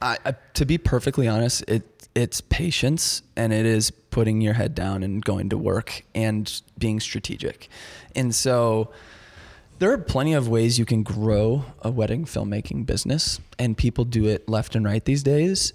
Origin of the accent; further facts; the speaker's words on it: Chicago, Illinois, United States; born and raised in Chicago, really the suburbs